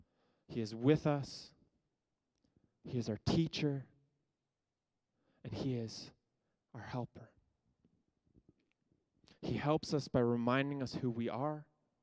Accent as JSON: {"language": "English", "region": "Ontario", "country": "Canada", "tie": "born or raised there", "moved": "as an adult", "lives_now": "Edmonton, Canada", "said": "The only reason that I'm in Edmonton, I grew up in Ontario, the only reason I'm in Edmonton is because in grade 10, I was trying to find a Bible college"}